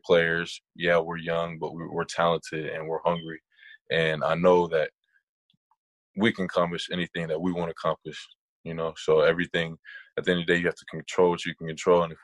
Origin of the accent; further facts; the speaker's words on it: San Diego, California, United States; I'm from San Diego